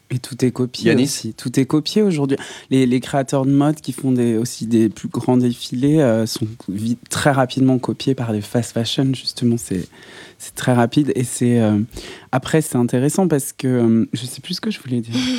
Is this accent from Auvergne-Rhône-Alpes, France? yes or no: yes; Saint-Étienne, Auvergne-Rhône-Alpes, France; moved away; je viens de Saint-Etienne